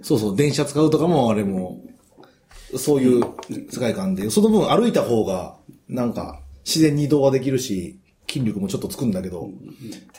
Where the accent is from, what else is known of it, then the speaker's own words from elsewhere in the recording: Kansai, Japan; moved away; 関西生まれの関西育ちなんですけども